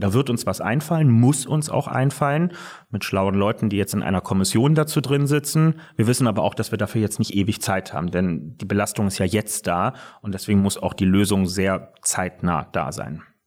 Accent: Berlin, Germany; ich lebe nicht nur heute in Berlin, sondern bin auch gebürtiger Berliner und ähm, hier groß geworden

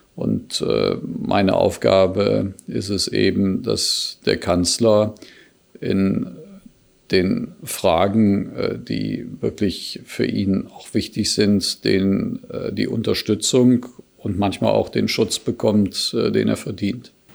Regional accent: Cologne, North Rhine-Westphalia, Germany; in meiner Heimatstadt, insbesondere in die Kölner Südstadt

